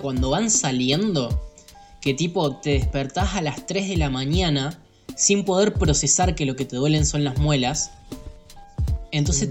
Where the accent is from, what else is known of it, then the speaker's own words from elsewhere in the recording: Argentina; como todo argentino